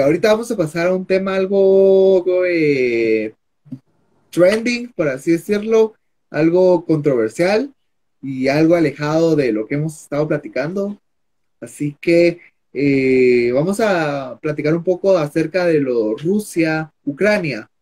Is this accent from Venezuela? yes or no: no; Guatemala